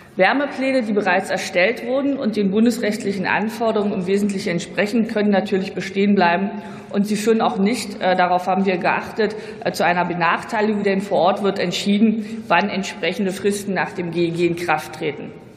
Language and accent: German; Brandenburg, Germany; als Brandenburgerin